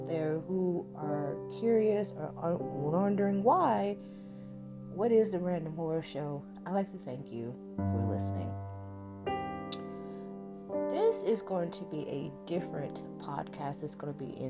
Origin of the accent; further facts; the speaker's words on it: East Texas, United States; as a young girl growing up in a very small rural town, around 12,000 people, back in the 80s